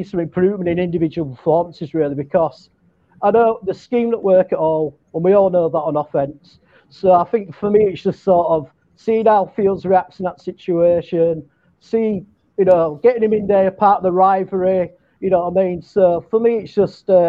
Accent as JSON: {"language": "English", "town": "Leeds", "region": "Yorkshire and the Humber", "country": "United Kingdom", "tie": "born or raised there", "accent": "Yorkshire", "said": "Well, I'm from Yorkshire, which is like north of England. I grew up in a city called Leeds"}